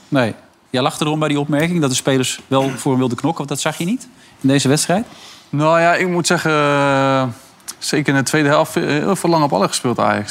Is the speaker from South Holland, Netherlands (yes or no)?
yes; Rotterdam, South Holland, Netherlands; als echte Rotterdammer